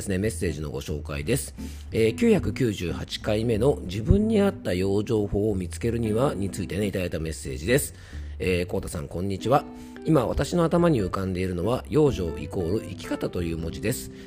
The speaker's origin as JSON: {"language": "Japanese", "region": "Yamanashi", "country": "Japan", "accent": "Koshu dialect", "said": "山梨県民なので、まあ、テヤンデイ江戸っ子デイではなくてですね、えーっと、まあ、山梨県の方言のね、公衆弁"}